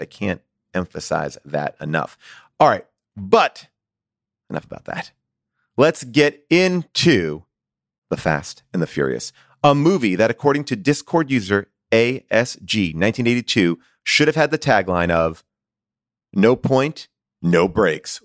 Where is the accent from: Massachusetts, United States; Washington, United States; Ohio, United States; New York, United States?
New York, United States; Long Island; I grew up in Long Island, but I lived in New York